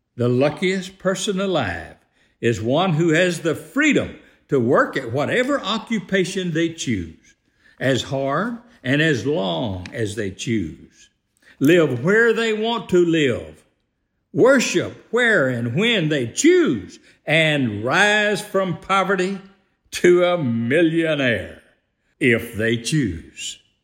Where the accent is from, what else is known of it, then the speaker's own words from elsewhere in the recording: United States; I am one who was fortunate enough to, to join the fraternity of born and raised in the greatest free country on earth